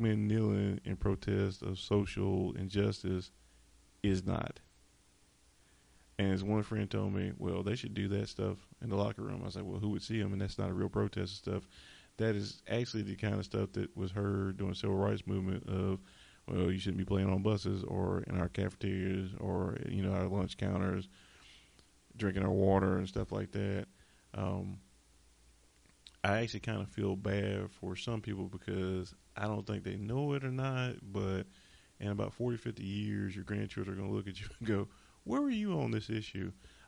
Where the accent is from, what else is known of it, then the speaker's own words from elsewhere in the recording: Charlotte, North Carolina, United States; I'm from Charlotte